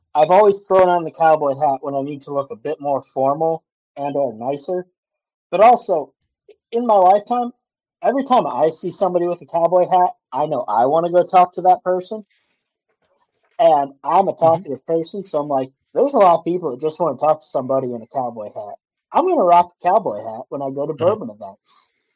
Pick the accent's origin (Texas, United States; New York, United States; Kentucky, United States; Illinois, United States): Illinois, United States; Kankakee; moved away as an adult; where I grew up in Kankakee, Illinois area, mm-hmm. I grew up three miles from one of the biggest limestone mines